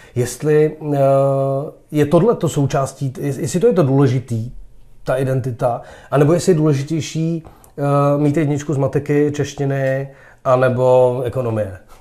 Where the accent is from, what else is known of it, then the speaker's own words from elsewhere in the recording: Prague, Czechia; já jsem vyrost na Žižkově, mezi Romy